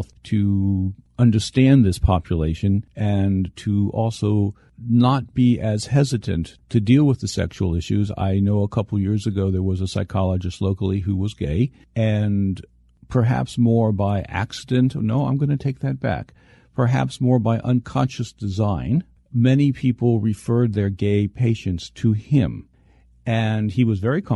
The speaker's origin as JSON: {"language": "English", "country": "United States", "said": "as an American"}